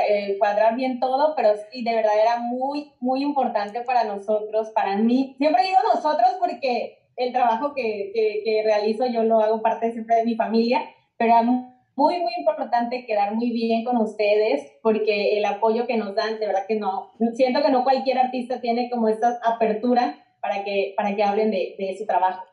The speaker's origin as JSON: {"language": "Spanish", "country": "Mexico", "said": "yo soy amante de México, me encanta mi país"}